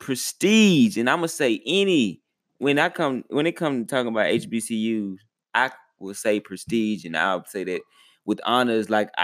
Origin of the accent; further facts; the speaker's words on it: Texas, United States; And to me, like, I'm a native of Texas. So we was out of school.